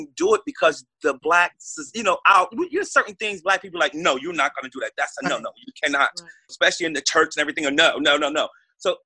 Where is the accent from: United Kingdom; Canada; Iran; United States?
United States; Newark, New Jersey; I grew up in Newark, New Jersey